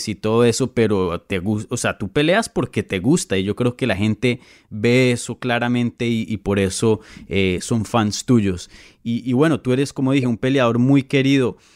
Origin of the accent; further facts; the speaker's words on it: Colombia; Yo soy de Colombia, ….